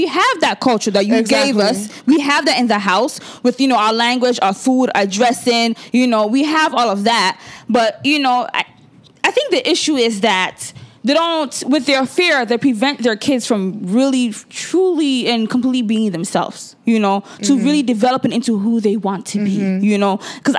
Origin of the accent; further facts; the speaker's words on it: Nigeria; being Nigerian, we all share a similar story